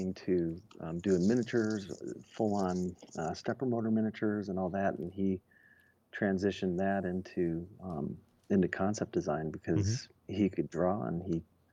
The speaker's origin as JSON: {"language": "English", "town": "Detroit", "region": "Michigan", "country": "United States", "tie": "born or raised there", "said": "I grew up in Detroit."}